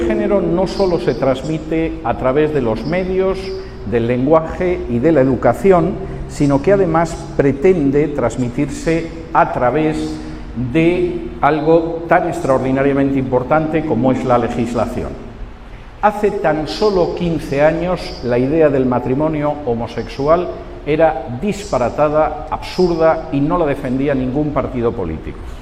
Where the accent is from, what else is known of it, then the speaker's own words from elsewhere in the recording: Spain; moved away; mi país de origen, en España